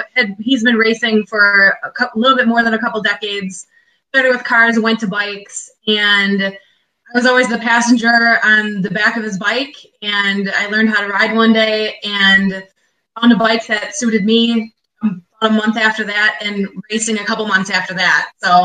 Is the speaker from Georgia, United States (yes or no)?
no; Waukesha, Wisconsin, United States; I'm from Waukesha, Wisconsin. It's a suburb Kind of big city, just outside of Milwaukee, about 20 minutes west of Milwaukee.